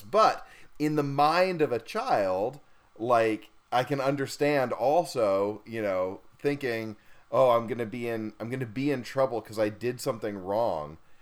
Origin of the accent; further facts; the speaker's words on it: Estonia; moved away; I grew up in Estonia in northeastern Europe